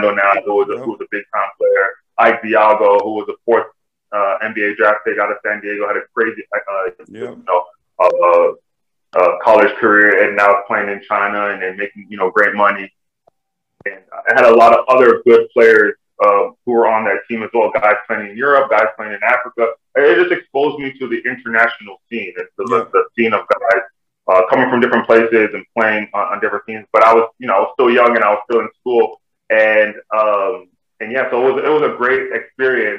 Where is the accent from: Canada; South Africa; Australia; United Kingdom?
Canada; my family, my culture is Nigerian, but I grew up in Canada